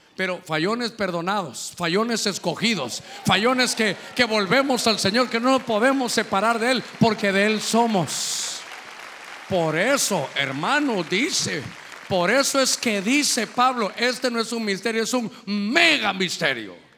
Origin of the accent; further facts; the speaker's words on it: Honduras; cuántos somos de Honduras